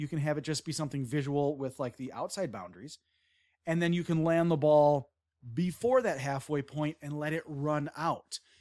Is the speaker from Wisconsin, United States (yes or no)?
yes; Wisconsin, United States; I'm from Wisconsin